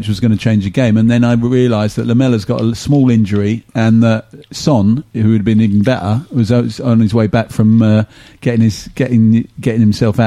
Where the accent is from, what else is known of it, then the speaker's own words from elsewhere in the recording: Watford, East of England, United Kingdom; I was born in Watford